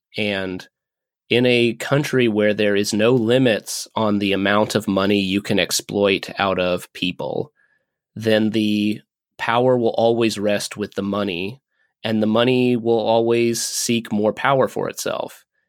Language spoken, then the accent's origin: English; Kentucky, United States; my home state's senators